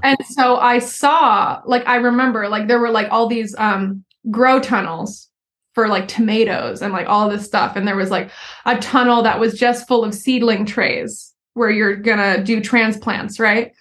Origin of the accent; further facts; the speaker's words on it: Philadelphia, Pennsylvania, United States; moved away as an adult; also born or lived in Southern California / Sweden; I grew up outside of Philadelphia in like a suburb right outside the city